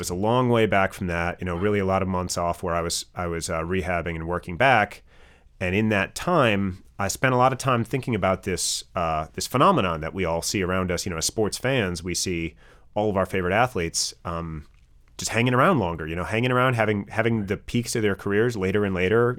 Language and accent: English; Wisconsin, United States; growing up in Wisconsin, did, did all the regular stuff